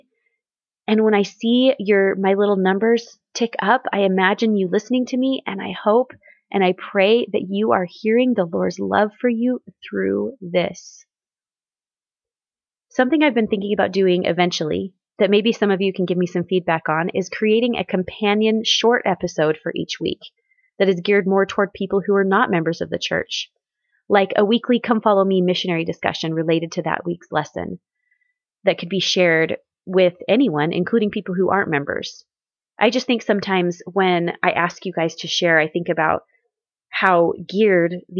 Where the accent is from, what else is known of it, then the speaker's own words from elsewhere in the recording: Southwest Missouri, United States; growing up in Southwest Missouri